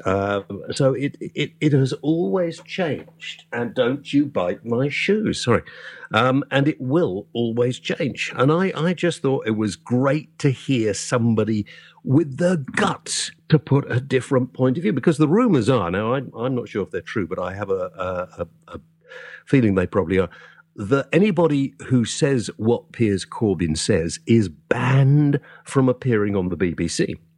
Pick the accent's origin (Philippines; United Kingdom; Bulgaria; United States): United Kingdom; south Wales; a Welshman myself, uh, but from the proper part of Wales in the south